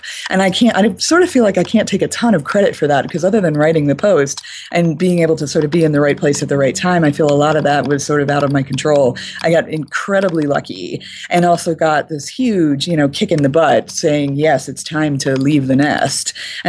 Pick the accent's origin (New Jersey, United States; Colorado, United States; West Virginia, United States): Colorado, United States; Boulder; I'm from Boulder. We do that kind of talk a lot.